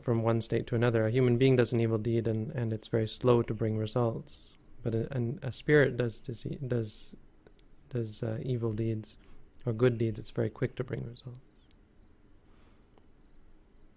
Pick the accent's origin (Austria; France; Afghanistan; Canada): Canada; As Canadians